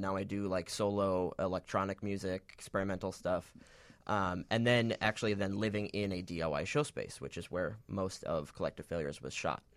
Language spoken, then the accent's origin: English; Michigan, United States; now in Chicago, United States; originally from Michigan.